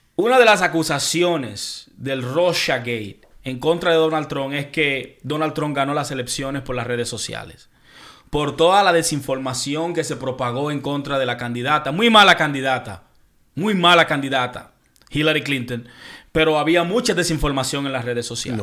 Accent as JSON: {"language": "Spanish", "country": "Dominican Republic", "said": "de donde yo vengo, República Dominicana"}